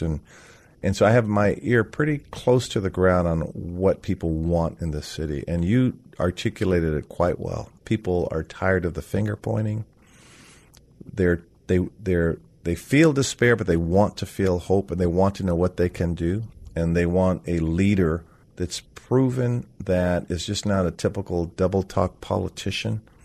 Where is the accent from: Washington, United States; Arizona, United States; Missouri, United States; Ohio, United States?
Washington, United States; Seattle; I was born on Capitol Hill at Cabrini Hospital